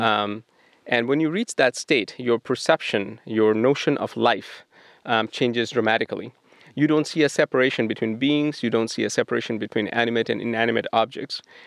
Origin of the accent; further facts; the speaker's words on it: Kolkata, West Bengal, India; now in Portland, United States; I grew up in Calcutta, India